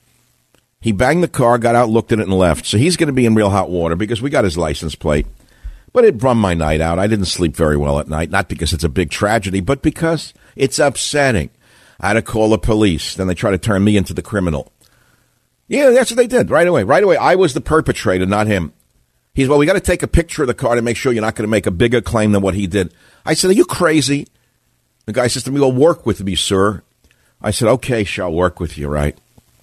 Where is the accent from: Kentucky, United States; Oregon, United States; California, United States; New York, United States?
New York, United States; New York City; I'm from Queens